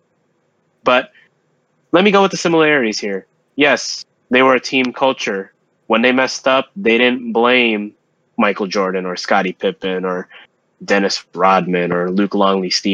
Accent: Philippines; moved away; our home country, the Philippines, for our listeners, we are Filipino

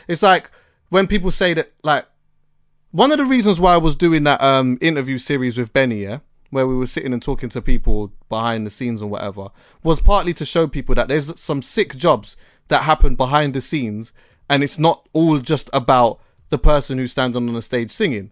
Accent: Jamaica; as a Jamaican

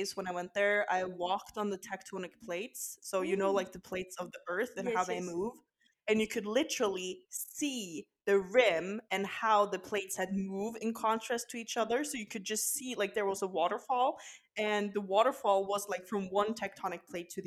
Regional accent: Kristiansand, Agder, Norway; my hometown of Kristiansand

